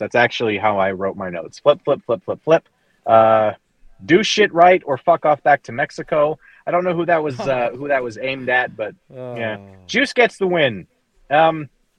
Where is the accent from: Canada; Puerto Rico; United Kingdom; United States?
Canada; I'm a Canadian